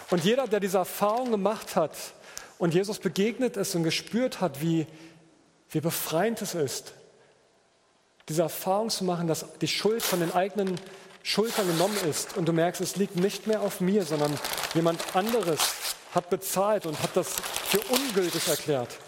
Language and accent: German; Berlin, Germany; ich komme ja aus Berliner, ich glaube, hier sagt man schleckig, ne?